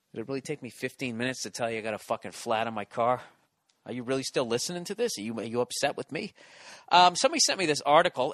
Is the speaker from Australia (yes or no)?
no; East Coast, United States; accent: East Coast; you would guess that I was from the East Coast